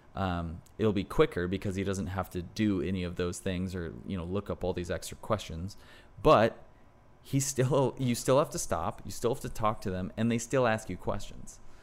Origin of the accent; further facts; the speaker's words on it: United States; as an American